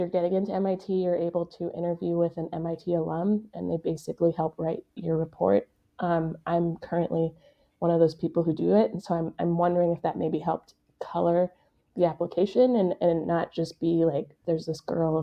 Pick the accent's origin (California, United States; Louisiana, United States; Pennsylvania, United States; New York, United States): Pennsylvania, United States; Pittsburgh; moved away as an adult; also born or lived in Boston; now in Kansas City, United States; I'm not from Kansas City originally. I'm from Pittsburgh, Pennsylvania